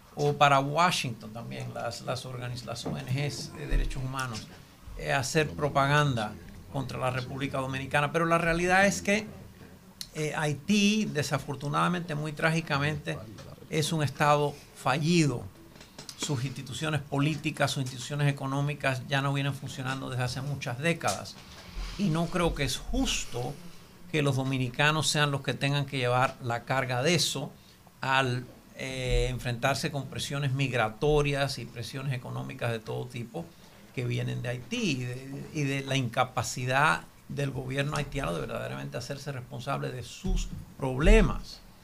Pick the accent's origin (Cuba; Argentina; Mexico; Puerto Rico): Cuba; now in United States; Nací, me crié en Cuba y vivo en los Estados Unidos.